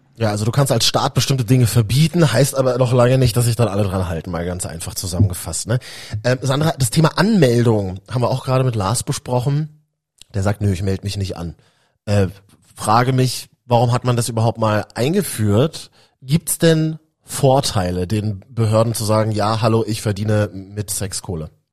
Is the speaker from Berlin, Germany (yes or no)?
yes; Berlin, Germany; Berlin ist eine große Stadt, aber ich bin auch Berliner